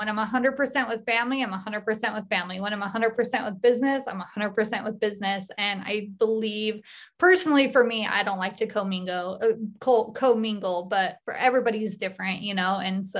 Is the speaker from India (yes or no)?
no; Utah, United States; And I am actually from Cache Valley. So live out in the country. I have a hobby farm.